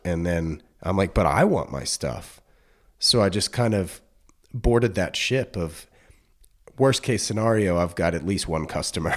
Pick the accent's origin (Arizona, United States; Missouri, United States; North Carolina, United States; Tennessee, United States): North Carolina, United States; moved away as an adult; now in California, United States; I grew up in North Carolina